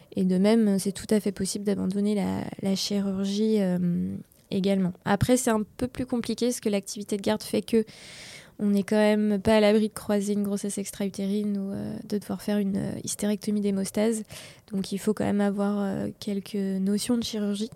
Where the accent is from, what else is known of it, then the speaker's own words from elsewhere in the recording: Laval, Pays de la Loire, France; now in Angers, France; je viens de Laval